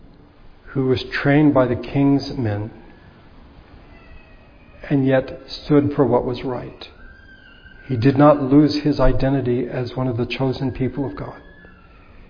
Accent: United States; as American Christians

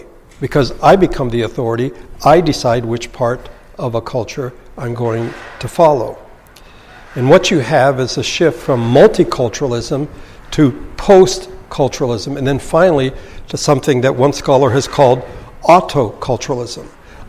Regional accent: Philippines; English is a second language; I was raised in the Philippines, and so there's a Filipino aspect to the culture I have. But I was raised in the mountains with a cultural minority, but we spoke the language of the lowlanders.

